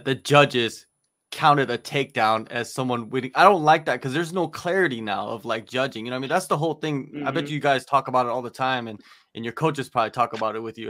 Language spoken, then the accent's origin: English; United States; I grew up in America